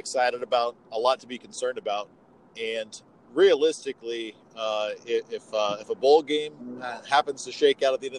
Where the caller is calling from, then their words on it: Walla Walla, Washington, United States; I am calling from beautiful Walla Walla, Washington.